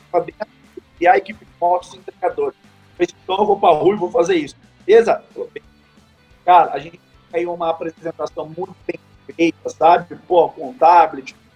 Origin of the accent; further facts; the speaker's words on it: São Paulo, Brazil; significa Vale do Paraíba, que somos do Vale do Paraíba